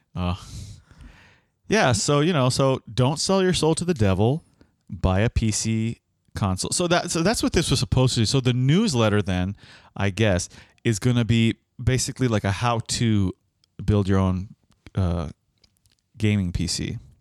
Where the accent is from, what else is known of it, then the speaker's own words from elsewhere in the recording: Miami, Florida, United States; we are from Miami